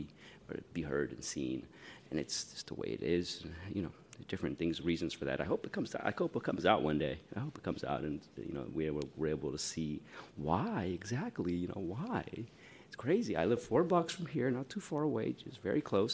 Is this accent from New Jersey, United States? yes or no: no; San Francisco, California, United States; I grew up in San Francisco. I went to elementary school here at Cobb, and then middle school at Roosevelt, and then at Galileo